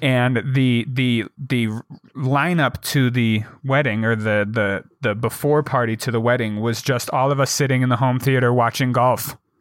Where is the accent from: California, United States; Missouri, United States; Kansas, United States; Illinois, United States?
Missouri, United States; St. Louis; I was born in Saint Louis